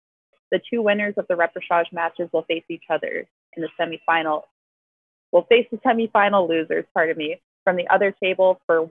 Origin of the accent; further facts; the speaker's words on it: Canada; I'm from Canada